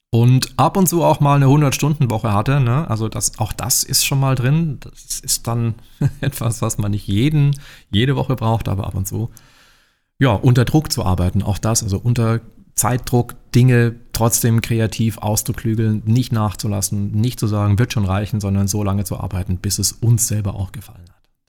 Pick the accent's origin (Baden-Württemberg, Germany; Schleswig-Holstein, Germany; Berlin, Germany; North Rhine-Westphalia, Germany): Baden-Württemberg, Germany; also born or lived in Barcelona, Spain / New York City, United States; Baden-Württemberg ist immer noch schön und da, wo ich herkomme, ist es sogar ganz besonders extrem schön.